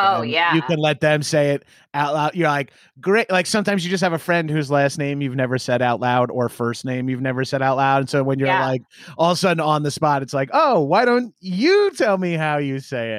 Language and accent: English; Long Island, New York, United States; now in Los Angeles, United States; Yeah, I'm from Long Island originally.